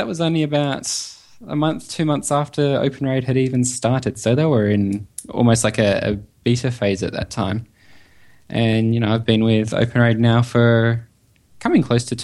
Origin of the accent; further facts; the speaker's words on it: Perth, Western Australia, Australia; being in Australia, as you probably have guessed by my accent. I am in Western Australia, a nice little city called Perth.